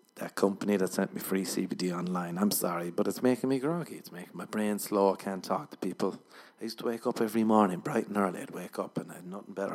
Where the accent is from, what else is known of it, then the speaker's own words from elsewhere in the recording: Ireland; I'm Irish